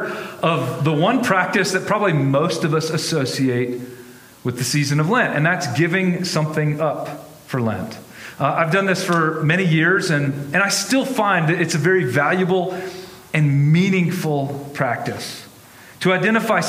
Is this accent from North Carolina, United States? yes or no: yes; North Carolina, United States; now in Denver, United States; I grew up in North Carolina